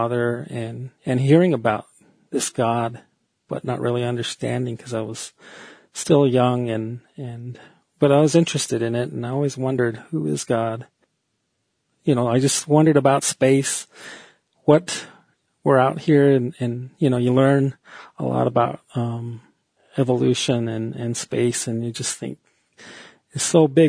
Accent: Fort Defiance, Arizona, United States; also born or lived in New Mexico / Window Rock, Arizona; I live in Window Rock, Arizona, and I was born in Fort Defiance, and I've lived here about 23 years in Arizona

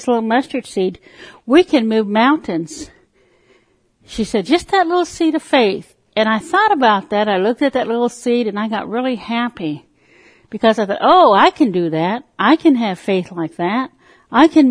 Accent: Parker, Arizona, United States; also born or lived in Lake Havasu, California; now in Tulsa, United States; I was born on the Colorado River Indian Reservation in Parker, Arizona. As a child, my mother, who was a Christian, would take us to church, the Poston Baptist Church, at the lower end of the reservation.

